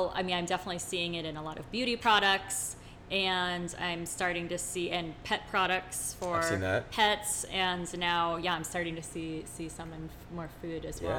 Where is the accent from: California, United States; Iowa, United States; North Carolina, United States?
Iowa, United States; I'm from Iowa